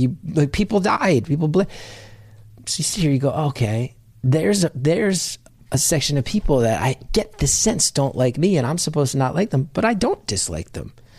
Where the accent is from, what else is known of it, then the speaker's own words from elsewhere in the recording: New Jersey, United States; growing up in North Jersey, my town, I think, was twelve miles from Manhattan